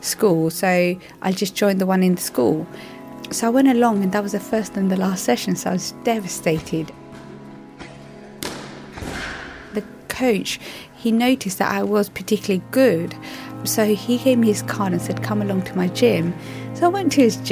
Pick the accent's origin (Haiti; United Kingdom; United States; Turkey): United Kingdom; London; I grew up in East London